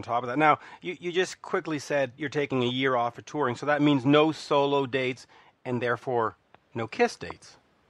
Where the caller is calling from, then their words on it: Montreal, Quebec, Canada; Montreal. And I would love to have one hand-delivered to Montreal.